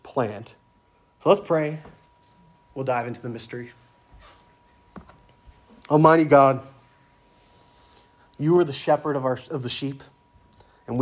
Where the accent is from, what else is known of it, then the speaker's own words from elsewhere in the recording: the South, United States; moved away as an adult; I'm from the South, but I'm used to calling everyone brother or sister because down South, everyone says that in the church.